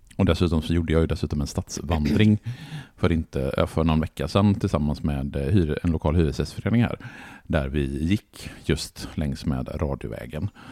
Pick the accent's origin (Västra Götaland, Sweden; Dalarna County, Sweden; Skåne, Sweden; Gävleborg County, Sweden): Västra Götaland, Sweden; Borås; jag är uppvuxen i Borås